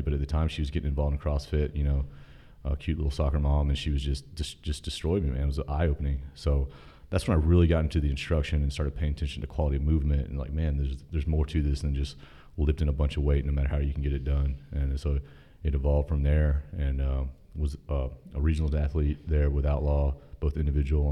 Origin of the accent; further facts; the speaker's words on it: Raleigh, North Carolina, United States; I was born and raised here in Raleigh.